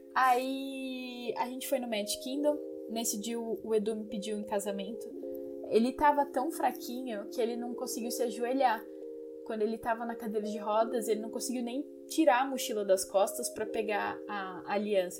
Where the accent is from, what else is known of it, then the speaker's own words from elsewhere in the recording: Brazil; como brasileiros que somos, não tínhamos roupas para tanto frio